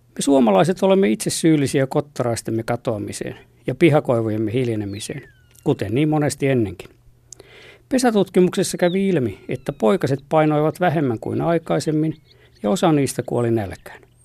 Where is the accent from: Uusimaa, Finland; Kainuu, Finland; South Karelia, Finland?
South Karelia, Finland; Lappeenranta; Lapsuuteni maisemissa Lappeella